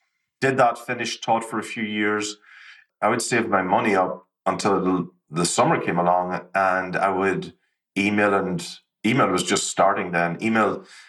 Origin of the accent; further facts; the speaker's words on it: Ireland; growing up in Ireland, I grew up along the border during the Troubles, which was an interesting time in and of itself.